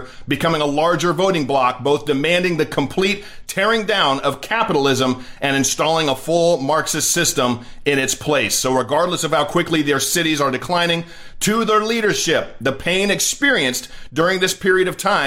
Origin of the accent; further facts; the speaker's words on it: California, United States; moved away; That is my home state. I love California